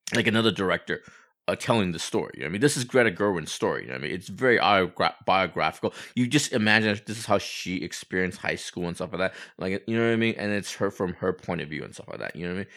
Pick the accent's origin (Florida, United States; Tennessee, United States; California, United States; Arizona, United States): California, United States; Walnut / Hacienda Heights, Los Angeles area; Do I say I'm from Walnut? Am I, am I from Hacienda Heights? No, I, I say I'm from Los Angeles